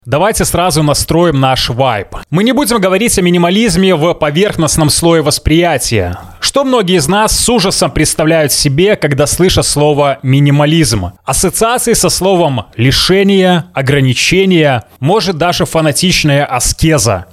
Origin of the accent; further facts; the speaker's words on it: Belarus; я белорус